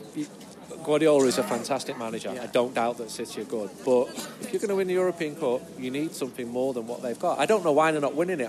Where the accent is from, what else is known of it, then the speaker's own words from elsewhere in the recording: Manchester, North West England, United Kingdom; because I'm from Manchester